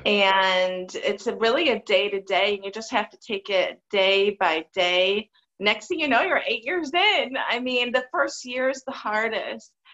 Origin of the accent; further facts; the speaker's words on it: Michigan, United States; moved away; I come from a really hardworking family in Michigan, and mom and dad still live together in the same house that I go see them at when oh, I go to Michigan